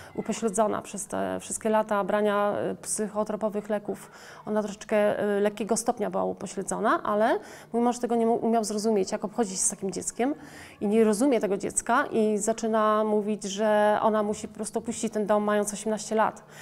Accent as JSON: {"language": "Polish", "country": "Poland", "tie": "born or raised there", "said": "Urodziłam się w Polsce"}